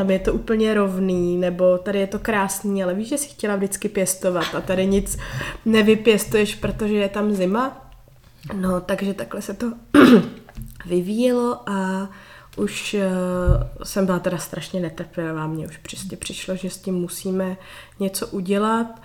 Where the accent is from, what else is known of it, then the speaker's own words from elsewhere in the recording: Prague, Czechia; moved away as an adult; now in Kokořínsko, Czechia; Můj muž je taky Pražák z Prahy, my nejsme ani žádný náplavy.